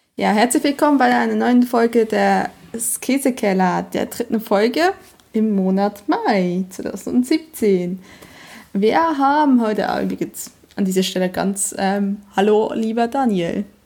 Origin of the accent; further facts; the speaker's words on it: Emmental, Bern, Switzerland; now in Germany; Ich bin quasi im Dorf nebenan aufgewachsen, in Mittelflieg-Goldbach